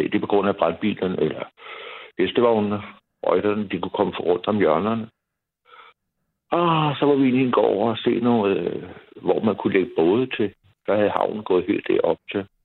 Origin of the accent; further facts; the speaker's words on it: Copenhagen, Capital Region of Denmark, Denmark; also born or lived in Valby; vi er opvokset inde på Vesterbro.